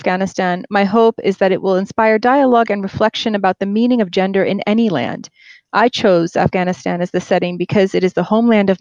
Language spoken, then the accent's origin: English; United States; also born or lived in Queens, New York / New Jersey / upstate New York / Brooklyn; I was born and raised in the United States